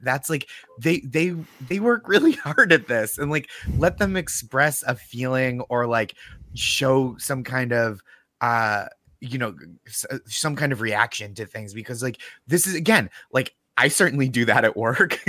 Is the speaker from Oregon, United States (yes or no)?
no; Boston, Massachusetts, United States; now in New York, United States; I'm from Boston, but I live in New York